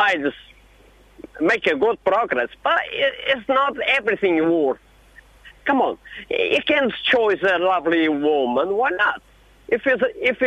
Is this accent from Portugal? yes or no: yes; Portugal; English is a second language; moved away; I am a Portuguese